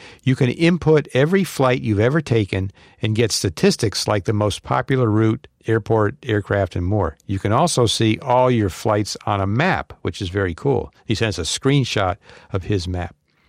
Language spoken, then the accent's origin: English; Tel Aviv, Tel Aviv District, Israel; English is a second language; from Tel Aviv, actually one of its suburbs, but it doesn't matter.